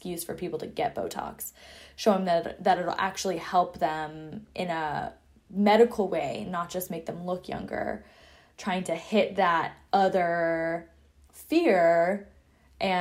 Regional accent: Seattle, Washington, United States; moved away as an adult; I'm also from Seattle

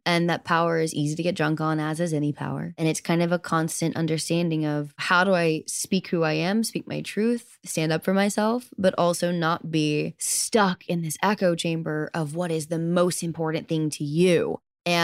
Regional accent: Southern United States, United States; I grew up in the South where it means different things to different people.

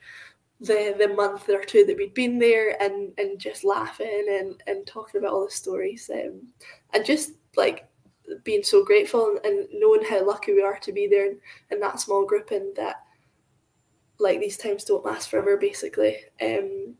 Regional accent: Scotland, United Kingdom; we're from Scotland

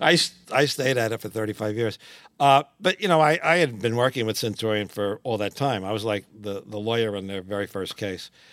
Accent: New York City, New York, United States; I grew up in Washington Heights, up in Manhattan

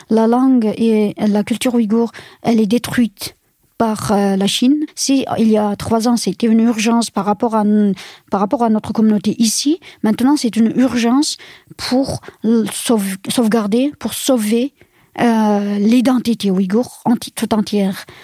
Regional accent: France; Je suis vraiment contente en tant que Française, parce que j'avais vraiment honte de ce silence assourdissant de, euh, de, de, la France, de mon pays

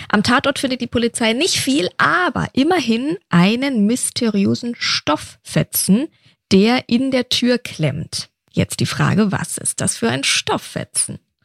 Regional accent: Nuremberg, Bavaria, Germany; now in Berlin, Germany; Nürnberg mein Geburtsort

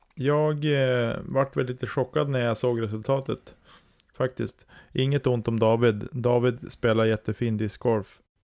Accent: Storuman, Västerbotten County, Sweden; also born or lived in Sorsele / Holmsund; jag föddes ju i Sorsele och sen flyttade vi till Storuman

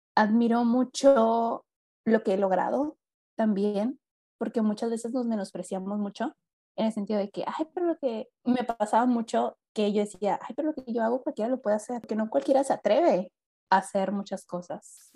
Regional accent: Mexicali, Baja California, Mexico; first language Spanish; aquí en Mexicali, en mi ciudad natal

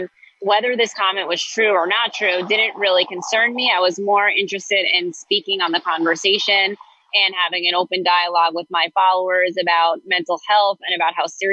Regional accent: Great Neck, New York, United States; I'm a Jewish girl from Long Island. I grew up in Great Neck.

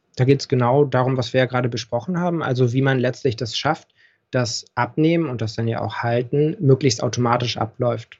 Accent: Berlin, Germany; also born or lived in Hamburg; ich bin in Berlin auch geboren. Mhm. Geburtsurkunde steht auch Westberlin

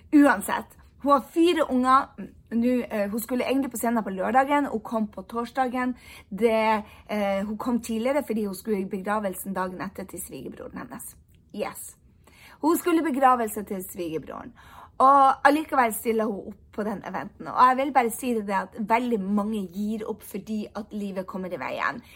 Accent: Norway; moved away as an adult; also born or lived in United States; jeg har bodd borte fra Norge i ni år

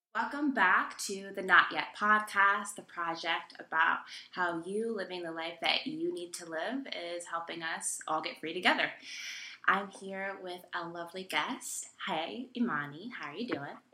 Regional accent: Texas, United States; moved away as an adult; also born or lived in New York City; now in North Carolina, United States; I grew up in Texas and spent a decent amount of my adult life in New York City

